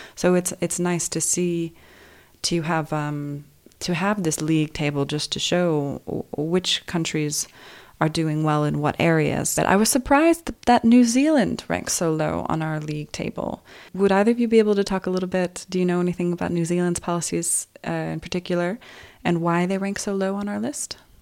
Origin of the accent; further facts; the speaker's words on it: United States; as an American